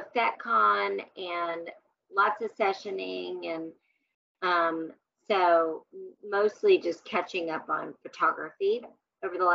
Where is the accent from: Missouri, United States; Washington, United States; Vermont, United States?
Missouri, United States; Kansas City; I was raised in Kansas City